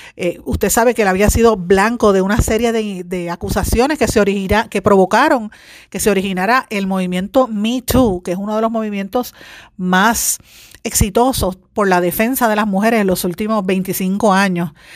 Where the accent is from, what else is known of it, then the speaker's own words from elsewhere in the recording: Puerto Rico; me siento orgullosa de haber sido seleccionada como puertorriqueña